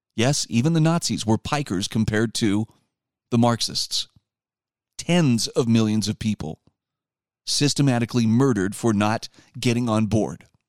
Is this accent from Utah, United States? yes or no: yes; Utah, United States; my home state of Utah